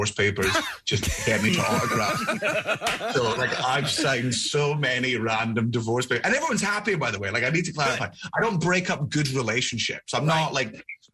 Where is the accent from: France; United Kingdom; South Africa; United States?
United Kingdom; Scotland; I'm Scottish